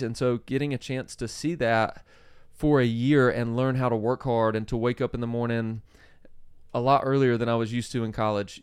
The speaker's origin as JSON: {"language": "English", "region": "South Georgia", "country": "United States", "tie": "born or raised there", "said": "I grew up in South Georgia"}